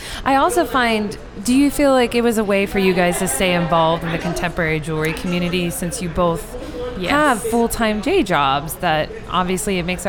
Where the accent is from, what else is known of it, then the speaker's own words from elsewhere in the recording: Iowa, United States; moved away; I'm from Iowa.